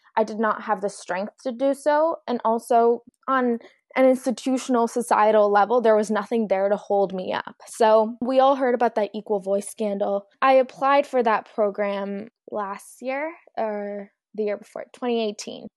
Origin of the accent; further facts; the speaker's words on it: Mississauga, Ontario, Canada; also born or lived in Pakistan; I grew up in Mississauga, which is quite diverse